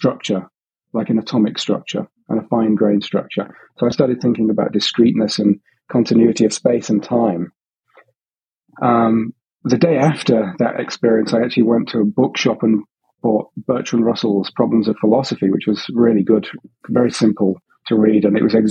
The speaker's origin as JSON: {"language": "English", "town": "Hull", "region": "Yorkshire and the Humber", "country": "United Kingdom", "tie": "born or raised there", "moved": "yes", "lives_now": "Sydney, Australia", "said": "I grew up in Hull, in a slightly working class area"}